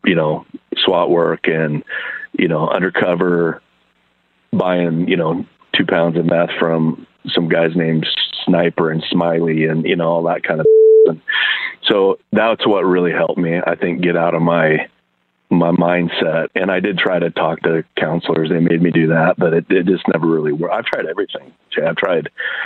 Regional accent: Idaho, United States; I'm a kid from Idaho.

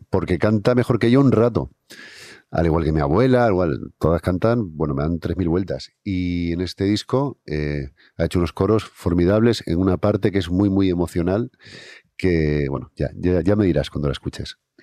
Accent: Santa Cruz de Tenerife, Canary Islands, Spain; now in Basque Country, Spain; yo soy de Tenerife, soy de Santa Cruz. Y bueno, toda mi familia es de allí, aunque llevo muchos años viviendo en el País Vasco

